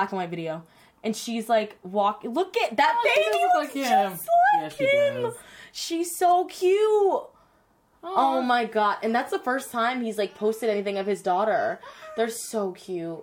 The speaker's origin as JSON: {"language": "English", "town": "Atlanta", "region": "Georgia", "country": "United States", "said": "I'm from Georgia"}